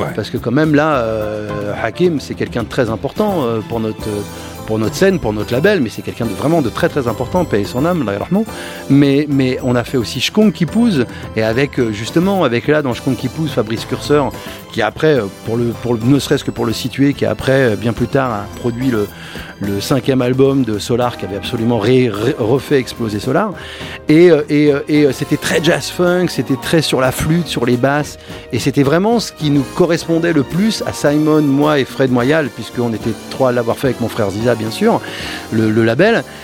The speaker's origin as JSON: {"language": "French", "town": "Cachan", "region": "Île-de-France", "country": "France", "said": "mon quartier, de là où je viens, de Cachan"}